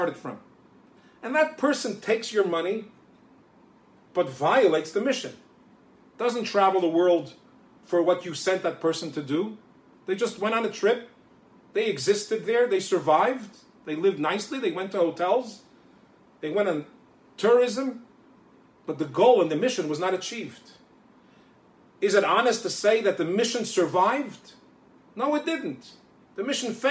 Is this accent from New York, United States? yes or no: yes; New York City, New York, United States; From the day that I was a little small child growing up in Crown Heights in Brooklyn, New York